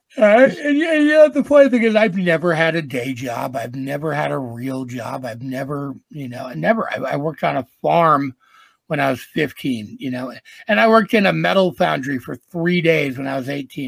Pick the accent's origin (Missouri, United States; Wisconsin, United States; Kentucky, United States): Wisconsin, United States; Green Bay; moved away as an adult; also born or lived in Los Angeles, California; I'm from the Green Bay, Wisconsin area. I moved to L.A. and lived there for 20 some odd years, I still go back and forth.